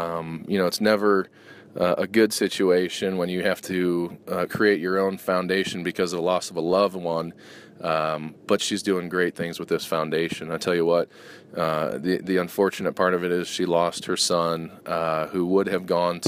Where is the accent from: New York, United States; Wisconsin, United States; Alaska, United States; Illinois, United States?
Illinois, United States; Chicago; moved away; also born or lived in Indianapolis; Got to beat my hometown Chicago Bears